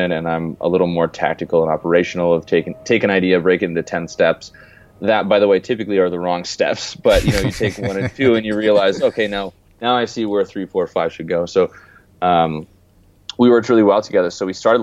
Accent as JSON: {"language": "English", "country": "Canada", "tie": "born or raised there", "also_born_or_lived": "California", "moved": "as an adult", "said": "I grew up in Canada and moved away 4 years ago and lived in California before I went location independent"}